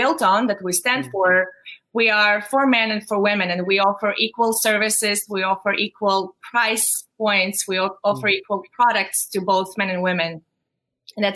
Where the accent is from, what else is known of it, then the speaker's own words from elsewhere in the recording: Ukraine; moved away as an adult; now in New York, United States; I am from Ukraine originally.